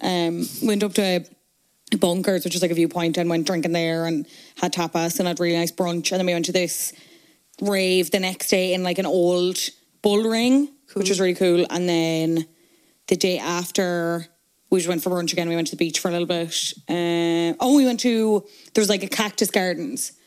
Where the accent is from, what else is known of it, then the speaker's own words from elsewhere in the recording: Cork, Munster, Ireland; moved away as an adult; now in Dublin, Ireland; I'm obviously from Cork. I moved to Dublin. I went to college in Dublin.